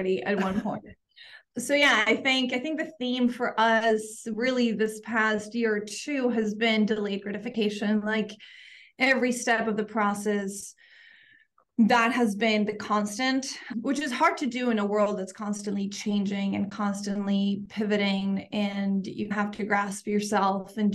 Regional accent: Medellín, Antioquia, Colombia; moved away as an adult; also born or lived in Seattle; now in Kansas City, United States; I am from Medellin, Colombia.

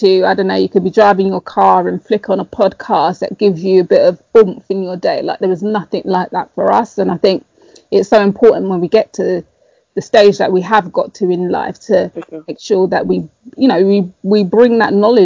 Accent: London, United Kingdom; moved away as an adult; also born or lived in Tottenham; I wasn't brought up in Tottenham. I was brought up in Hackney

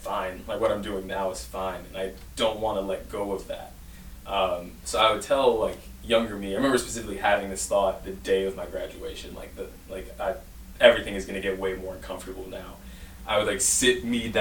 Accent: Detroit, Michigan, United States; also born or lived in Ann Arbor, Michigan; when I grew up in Detroit

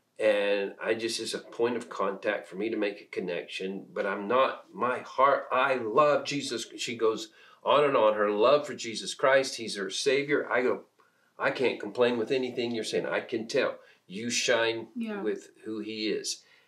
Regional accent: Peru; moved away as an adult; I was born and raised in Peru, South America, so most of my first 18 years were in South America.

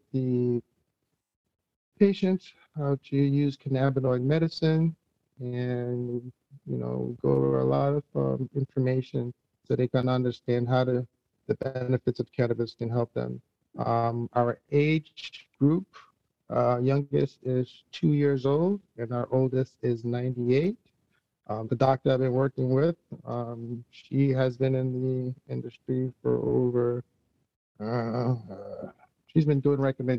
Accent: Jamaica; moved away; I'm originally from Jamaica

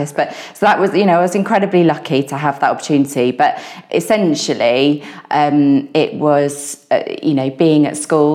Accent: England, United Kingdom; I'm English, my parents are English

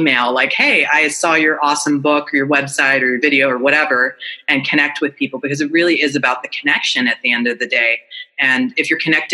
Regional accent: Northern California, United States; moved away as an adult; now in San Diego, United States; I decided to move down here because I'm originally from Northern California.

